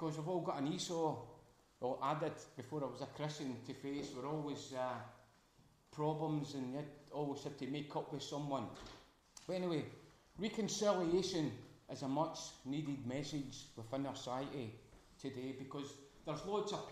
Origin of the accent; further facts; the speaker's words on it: Glasgow, Scotland, United Kingdom; accent: Glaswegian; Hope you understand my dialect once more. I'm a Glaswegian, and a lot of Glaswegian terms will come out